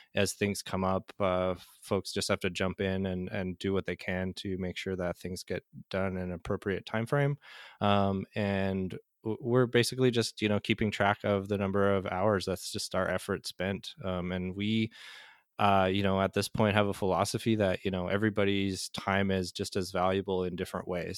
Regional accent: Manitoba, Canada; moved away; I'm, uh, Canadian originally, uh, born and raised in Manitoba, Canada

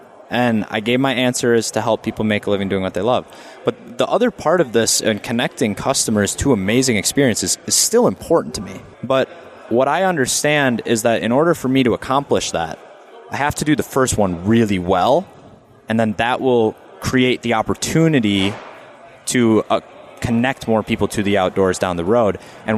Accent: Wisconsin, United States; born or raised there

